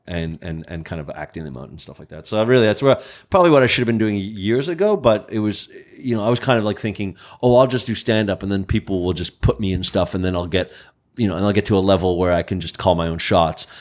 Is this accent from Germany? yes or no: no; Canada; I'm Canadian